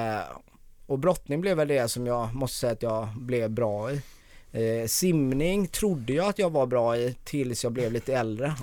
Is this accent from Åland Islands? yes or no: no; Gothenburg, Västra Götaland, Sweden; accent: Gothenburg dialect; now in Stockholm, Sweden; jag är född i Bergsjön. Ja. Så Göteborg.